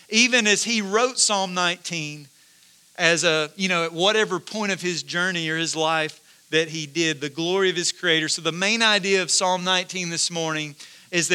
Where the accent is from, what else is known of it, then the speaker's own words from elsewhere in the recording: Corinth, United States; I grew up in Corinth, so not far from here